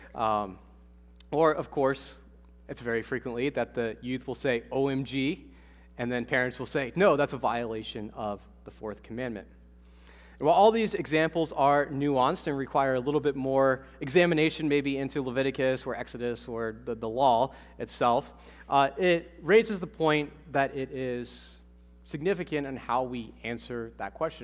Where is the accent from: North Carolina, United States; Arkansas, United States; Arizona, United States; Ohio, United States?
Ohio, United States; moved away; also born or lived in Massachusetts; I'm from Ohio